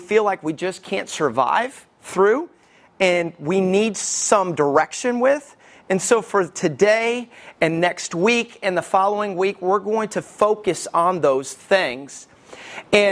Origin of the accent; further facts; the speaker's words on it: Alabama, United States; I grew up in Alabama.